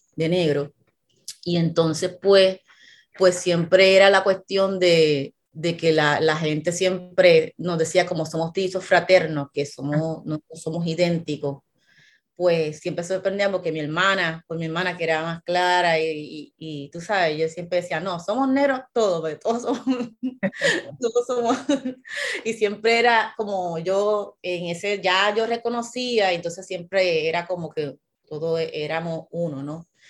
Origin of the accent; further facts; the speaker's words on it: Carolina, Puerto Rico; yo vengo, pues nací en Carolina, ya en Carolina